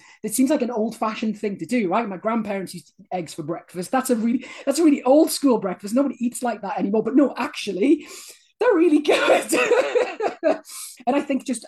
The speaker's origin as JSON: {"language": "English", "country": "United Kingdom", "said": "I'm British"}